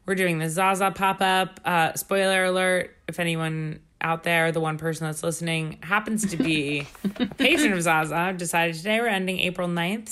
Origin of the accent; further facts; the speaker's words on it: New York, United States; I grew up in New York